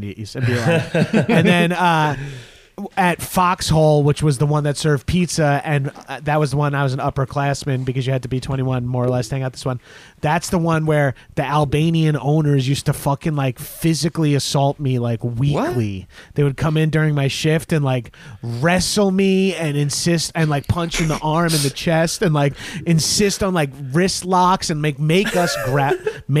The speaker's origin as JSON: {"language": "English", "area": "Long Island", "region": "New York", "country": "United States", "also_born_or_lived": "Poughkeepsie, New York", "said": "I'm from Long Island"}